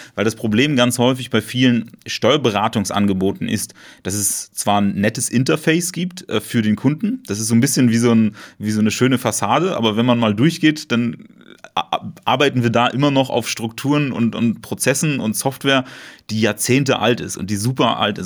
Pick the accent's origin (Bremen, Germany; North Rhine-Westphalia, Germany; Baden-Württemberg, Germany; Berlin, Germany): Berlin, Germany; komme ich aus Berlin